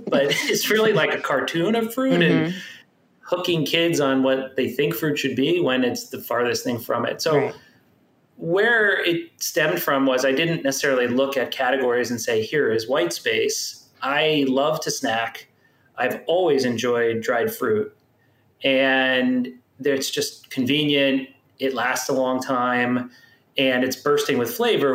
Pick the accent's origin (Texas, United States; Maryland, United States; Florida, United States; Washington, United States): Florida, United States; Miami; I grew up in Miami. Okay. In South Florida